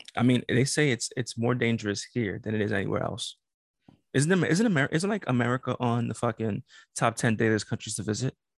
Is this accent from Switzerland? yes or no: no; New York City, New York, United States; I'm from Brooklyn